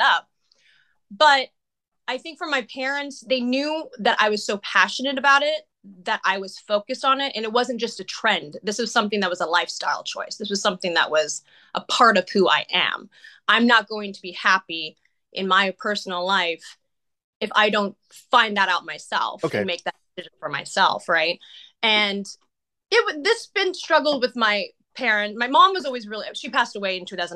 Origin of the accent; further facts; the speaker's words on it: Santa Rosa, California, United States; moved away as an adult; also born or lived in Los Angeles; I eventually went to a theater arts program in the Santa Rosa Junior College, in my hometown